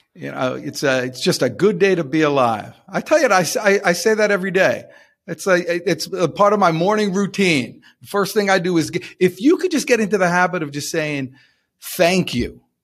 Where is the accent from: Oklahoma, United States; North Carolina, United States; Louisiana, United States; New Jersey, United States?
New Jersey, United States; I'm from New Jersey.